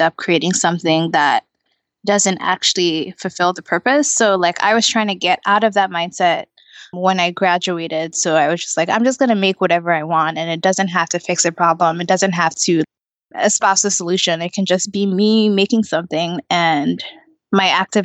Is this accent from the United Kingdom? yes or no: no; Nigeria; moved away; I'm from Nigeria